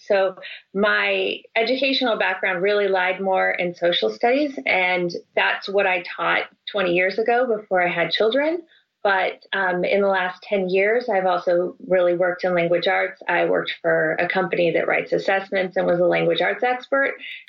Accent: Salinas, California, United States; I grew up in Salinas, California. That's the home of John Steinbeck.

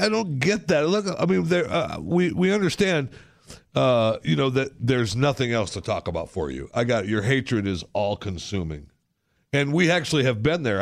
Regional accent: Saginaw, Michigan, United States; the Tri-Cities. That's where I'm from

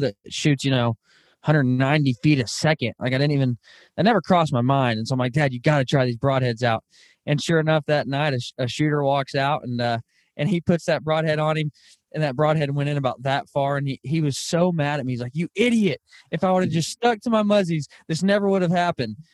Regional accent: Arkansas, United States; I grew up in Arkansas

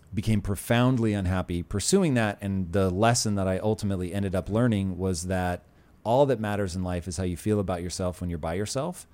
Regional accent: Puyallup, Washington, United States; also born or lived in Tacoma; I grew up in Puyallup

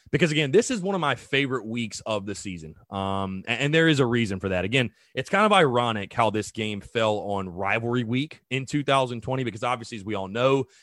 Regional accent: North Augusta, South Carolina, United States; I am from North Augusta, South Carolina

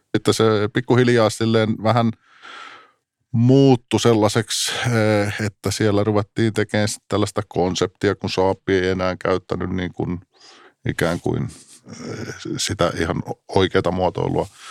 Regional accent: Tampere, Pirkanmaa, Finland; olen tamperelainen, syntynyt Pispalassa, sitten nuoruuden viettänyt tietysti legendaarisessa Tesomassa

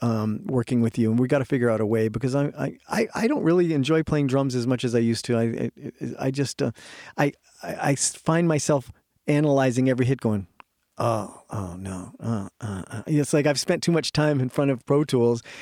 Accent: New England, United States; also born or lived in Canada; I'm from New England myself. I mean, I grew up there. I'm Canadian, but I grew up there

